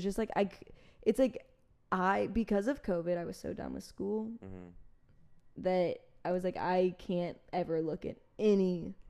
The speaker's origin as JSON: {"language": "English", "town": "Austin", "region": "Texas", "country": "United States", "said": "I am from Austin."}